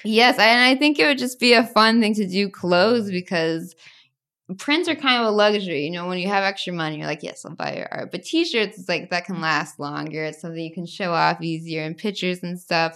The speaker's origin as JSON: {"language": "English", "country": "United States", "tie": "born or raised there", "also_born_or_lived": "Tennessee / Arkansas", "said": "growing up in Tennessee and Arkansas where everyone's so religious"}